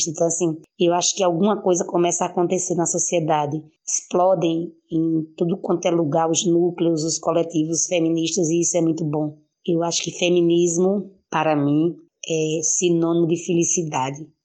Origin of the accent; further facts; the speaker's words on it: Recife, Pernambuco, Brazil; eu sou da cidade do Recife, sou, sou vereadora da cidade do Recife.